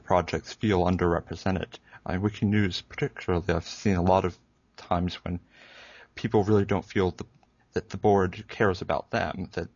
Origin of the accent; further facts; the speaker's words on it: Hawaii, United States; now in Columbia, United States; I grew up in Hawaii, though living in Columbia, South Carolina now